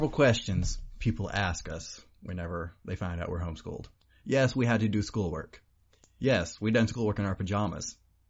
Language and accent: English; Oklahoma, United States; we were raised in Oklahoma. We were raised in the country where you have nothing but dirt roads and trees and dirt, more dirt, and rocks grow faster than plants do.